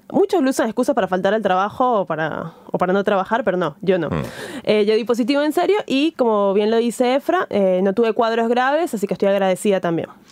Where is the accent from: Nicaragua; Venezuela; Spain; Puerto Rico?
Venezuela; moved away; estando lejos, muy pocas veces eh, me conecto con, Venezuela